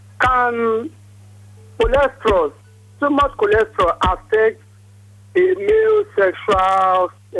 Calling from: Lagos, Nigeria; I'm calling from Apapa.

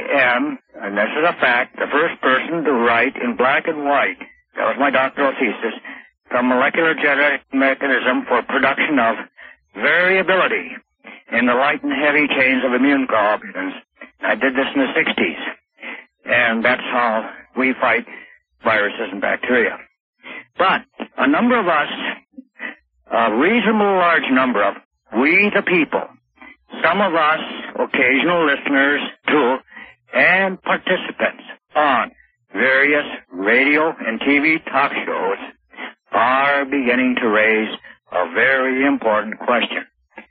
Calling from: Duluth, Minnesota, United States; Hi, I'm calling from Duluth, Minnesota, listening

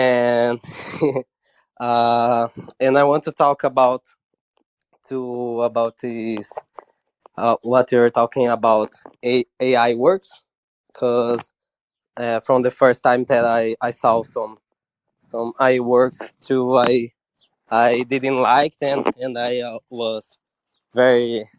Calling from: São Paulo, Brazil; and I'm talking from Brazil and the interior of São Paulo.

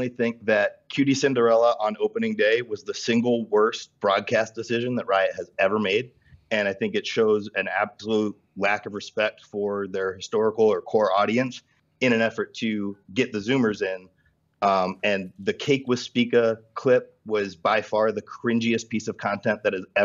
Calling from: Akron, Ohio, United States; Uh, Akron, Ohio.

